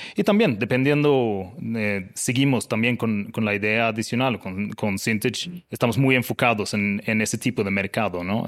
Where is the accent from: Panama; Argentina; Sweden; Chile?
Sweden; now in Mexico; yo soy el sueco más bajo del mundo